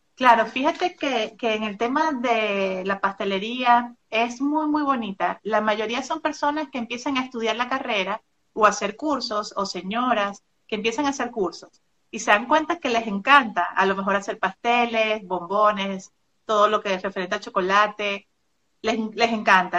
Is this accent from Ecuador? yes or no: no; Maracaibo, Zulia, Venezuela; moved away as an adult; now in Monterrey, Mexico; soy venezolana, vivía en Maracaibo, frontera con Colombia.